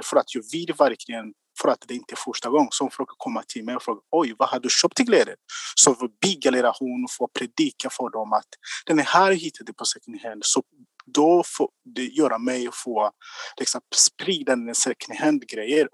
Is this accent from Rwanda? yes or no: yes; Rwanda; Swedish is a second language; moved away as an adult; now in Gothenburg, Sweden; jag kommer från Rwanda